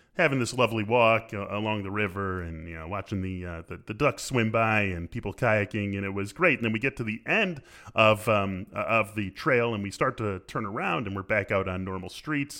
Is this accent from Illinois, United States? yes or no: yes; Skokie, Illinois, United States; live in my hometown of Skokie, Illinois